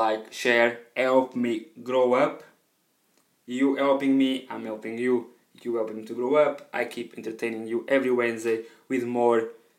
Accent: Portugal; first language Portuguese; English is a second language; now in United Kingdom; I'm currently based on UK, but I'm from Portugal

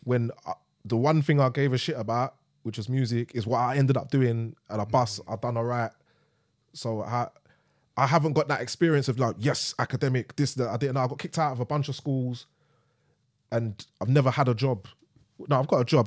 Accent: London, United Kingdom; we're from East, but she's dragged me all the way to Brixton

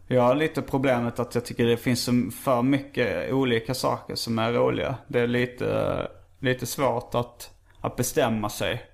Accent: Skåne, Sweden; accent: Scanian (skånska); brukar jag överdriva min skånska lite

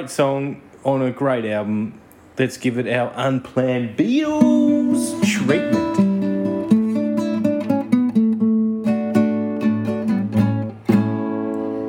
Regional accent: Australia; also born or lived in England; We are from Australia

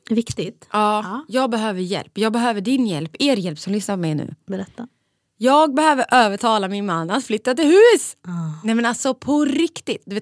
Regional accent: Borlänge, Dalarna County, Sweden; now in Stockholm, Sweden

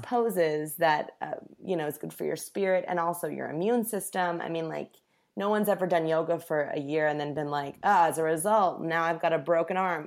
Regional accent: Indianapolis, Indiana, United States; now in Los Angeles, United States; Indianapolis, my hometown

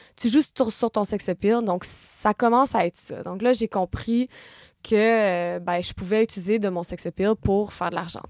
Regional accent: Gatineau, Quebec, Canada; moved away as an adult; also born or lived in San Francisco; now in Paris, France; Je suis née à Gatineau, c'est une petite ville à deux heures de Montréal

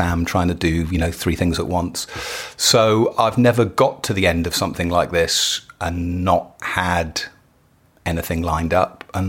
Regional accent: West Midlands, United Kingdom; I grew up in Shropshire, which isn't near enough Manchester.

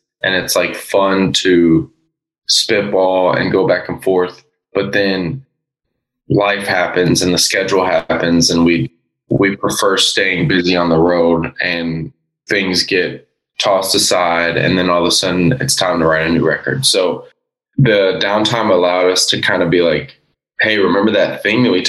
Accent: Oldham County, Kentucky, United States; also born or lived in Louisville; we're from Louisville, but we're all from Oldham County

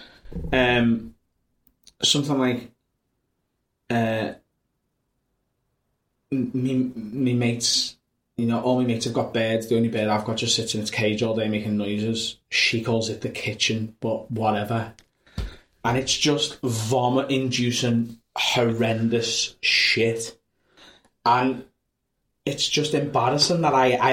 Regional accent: Liverpool, North West England, United Kingdom; accent: Scouse; I'm North Liverpool, and it's okay. A very different accent that, like, mine's quite sharp

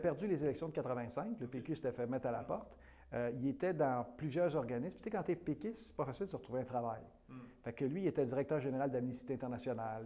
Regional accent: Pays-d'en-Haut, Quebec, Canada; born or raised there

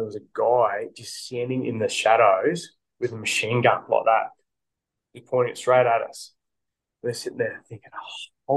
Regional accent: Australia

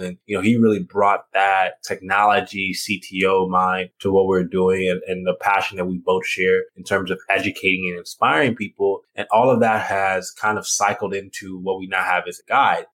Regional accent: Houston, Texas, United States; also born or lived in Nigeria; grew up in Texas as a Southerner

